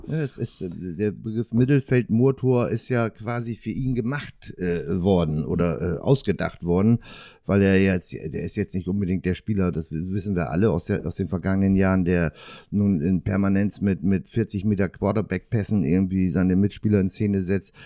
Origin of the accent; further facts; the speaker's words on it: Northern Germany, Germany; für mich als Norddeutscher